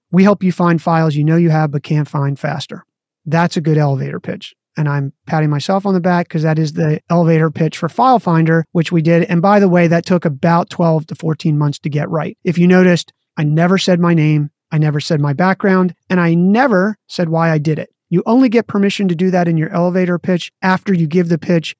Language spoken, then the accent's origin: English; Maryland, United States; I grew up in Maryland and played lacrosse